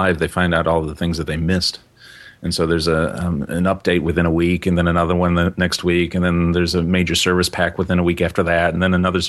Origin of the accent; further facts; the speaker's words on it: United States; now in New Zealand; I'm still American.